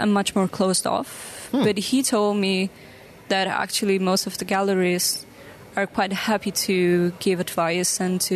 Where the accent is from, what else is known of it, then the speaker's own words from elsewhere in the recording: Italy; moved away as an adult; now in Rotterdam, Netherlands; I'm actually originally from Italy.